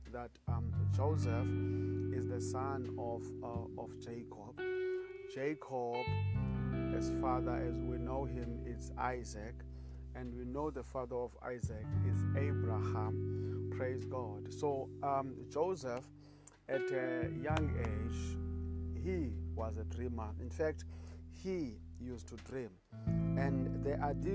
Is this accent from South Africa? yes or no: yes; South Africa; I come all the way from South Africa